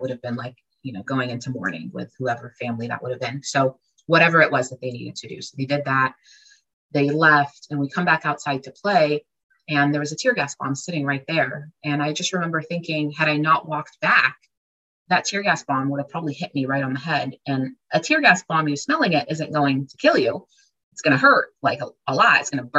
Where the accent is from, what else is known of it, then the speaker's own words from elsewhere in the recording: Jerusalem, Jerusalem District, Israel; born there; And it says Israel. And I was born in Jerusalem. And so, it's a beautiful place.